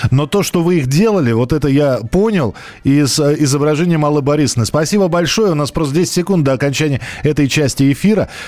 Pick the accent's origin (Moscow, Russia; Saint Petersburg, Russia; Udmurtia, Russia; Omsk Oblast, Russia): Moscow, Russia; И так как я вырос в Москве, патронов не было.